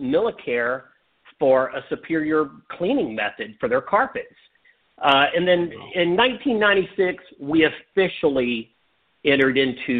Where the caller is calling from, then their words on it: Dallas-Fort Worth area, Texas, United States; I'm calling from the Dallas-Fort Worth area. That's where I live